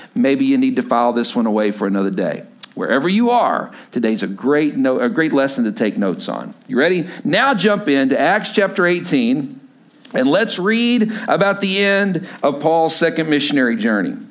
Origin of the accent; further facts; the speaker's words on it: Lubbock, Texas, United States; moved away as an adult; also born or lived in Stillwater, Oklahoma; I grew up, I grew up in Lubbock, Texas, but went to school at Oklahoma State